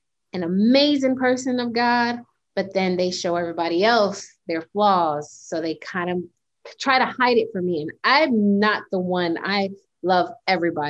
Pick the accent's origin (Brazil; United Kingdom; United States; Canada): United States; also born or lived in Panama; I was raised in America, but with the cultural background of Panamanian